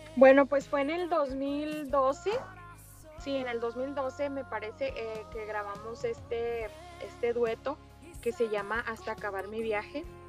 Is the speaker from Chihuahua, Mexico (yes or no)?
yes; Ciudad Juárez, Chihuahua, Mexico; now in El Paso, United States; nacida en Ciudad Juárez, Chihuahua, México